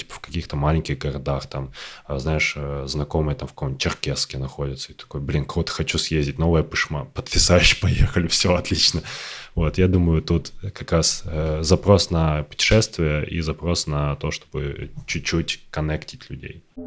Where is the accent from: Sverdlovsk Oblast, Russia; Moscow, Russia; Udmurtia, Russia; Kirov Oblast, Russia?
Kirov Oblast, Russia; moved away; ты живешь э, в Кировской области, в которой там типа татар не так много, а в твоем районе практически нет